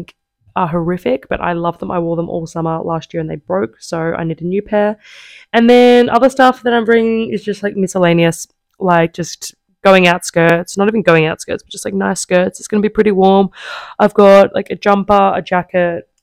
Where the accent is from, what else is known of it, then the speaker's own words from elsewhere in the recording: Australia; now in Italy; I was like, Australia